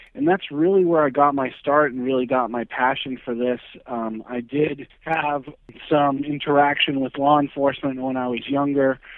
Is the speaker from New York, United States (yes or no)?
no; New Hampshire, United States; I'm originally from New Hampshire.